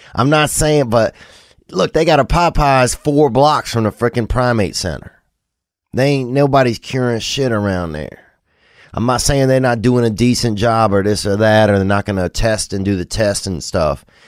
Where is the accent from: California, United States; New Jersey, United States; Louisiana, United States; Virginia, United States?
Louisiana, United States; Covington; the primate center that I grew up around in Covington, Louisiana